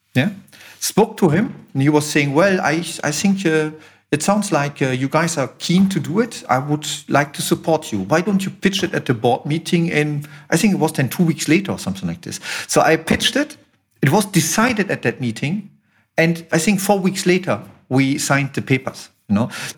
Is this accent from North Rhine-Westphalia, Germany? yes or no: yes; Düsseldorf, North Rhine-Westphalia, Germany; we relocated to Düsseldorf, and that is because of, you know, that's my hometown.